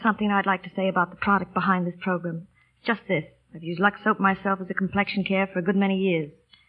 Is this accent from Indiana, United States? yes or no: yes; Indiana, United States; I was born in Indiana.